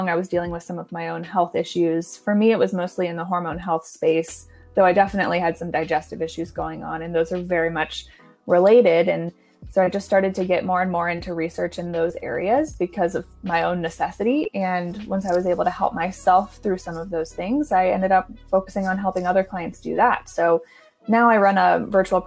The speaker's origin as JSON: {"language": "English", "region": "East Coast", "country": "United States", "also_born_or_lived": "Virginia / St. Louis", "moved": "as an adult", "lives_now": "California, United States", "said": "I'm actually from the East Coast, so my educational journey started back there"}